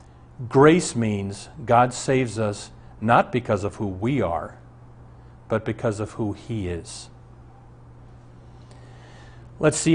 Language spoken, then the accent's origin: English; Omaha, Nebraska, United States; Our family doctor growing up in Omaha was Dr. Armbrust.